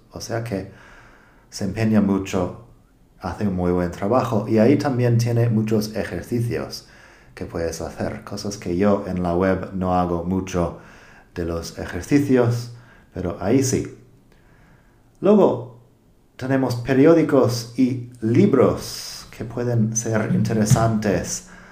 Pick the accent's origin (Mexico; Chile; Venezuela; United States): United States; accent: American English; Spanish is a second language; now in Spain; soy de Estados Unidos